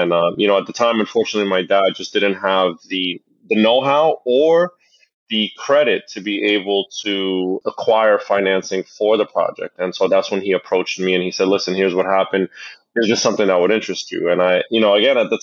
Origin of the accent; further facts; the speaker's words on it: Jersey City, New Jersey, United States; growing up in Jersey City, going to the laundromat with my parents